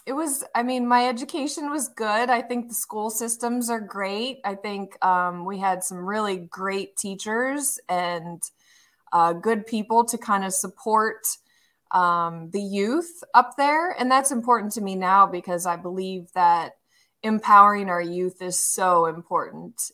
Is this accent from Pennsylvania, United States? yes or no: yes; Sharon, Pennsylvania, United States; I was born in Sharon, Pennsylvania, which is an hour north of Pittsburgh, Pennsylvania, and I lived right on the border of Ohio